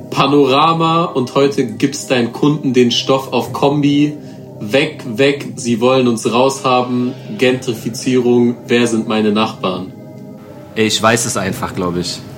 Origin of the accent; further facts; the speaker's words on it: Frankfurt, Hesse, Germany; Hand runter, wir sind Frankfurter.